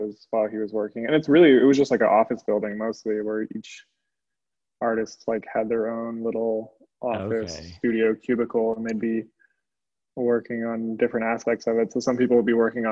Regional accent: Pasadena, California, United States; I grew up in Los Angeles, kind of moved around a little bit, mostly grew up around Pasadena.

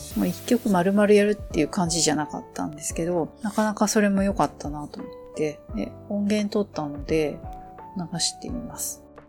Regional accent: Enoden line area, Kanagawa, Japan; 私も地元ではあるんで

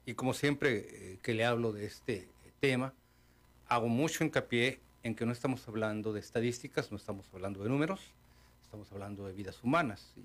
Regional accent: Mexico; also born or lived in Baja California; pero seguimos siendo mexicanos

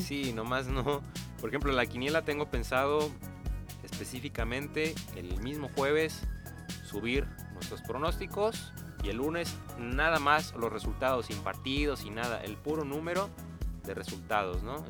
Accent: Nayarit, Mexico; somos de, de Nayarit

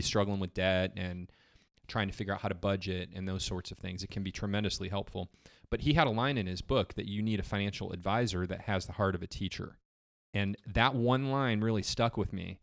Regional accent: Geneva, Illinois, United States; moved away as an adult; also born or lived in Michigan; now in Summerville, United States; I grew up in Illinois, in a little town in Illinois called Geneva

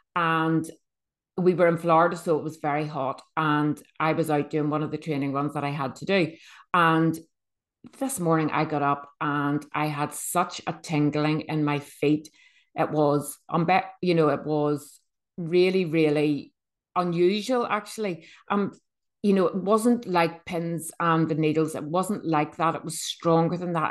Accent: Bangor, Northern Ireland, United Kingdom; I am from Northern Ireland. um, a little seaside town called B-, Bangor.

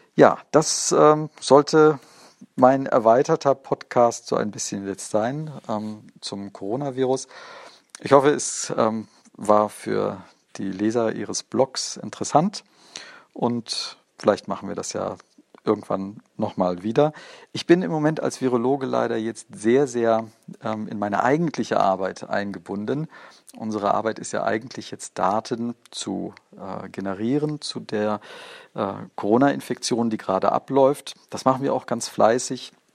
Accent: Bavaria, Germany; Bei uns in Bayern

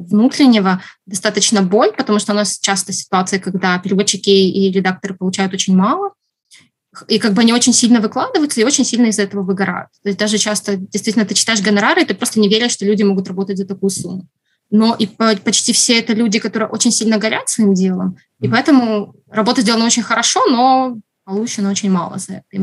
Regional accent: Ukraine; потому что это как бы мой родной язык, я украинский выучила только когда уже пошла в школу. Поэтому на русском я знаю больше слов.

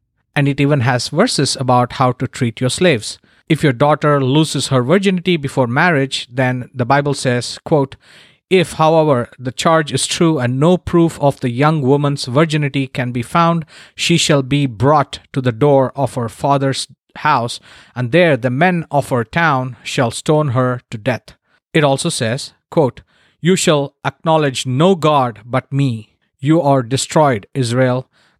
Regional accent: Chennai, Tamil Nadu, India; moved away as an adult; now in San Diego, United States; all currently live in San Diego, California, and we have been here since 2010. I was born and raised in Chennai, or Madras, as it was known when I was still living there.

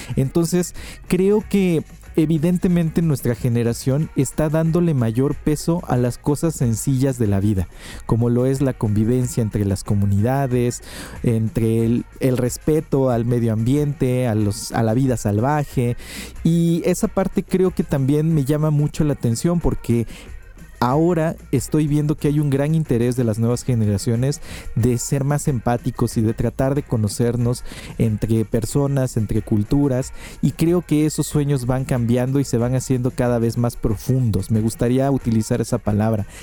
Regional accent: Oaxaca, Mexico; emprendedor oaxaqueño

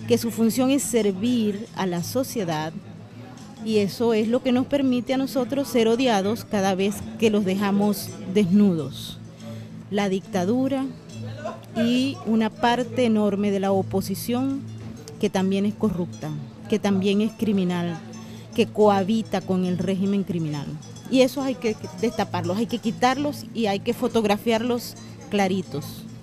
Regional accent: Venezuela; es muy triste como venezolanos que nos formamos en una democracia que no era la perfecta

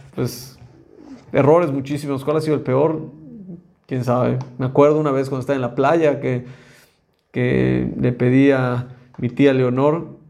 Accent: Mexico; como mexicanos o como latinoamericanos

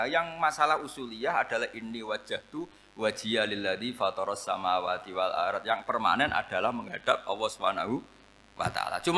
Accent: Rembang, Central Java, Indonesia

